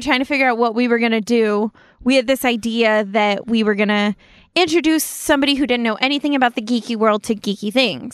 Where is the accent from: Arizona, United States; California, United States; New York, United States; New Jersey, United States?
California, United States; Apple Valley; I grew up in Apple Valley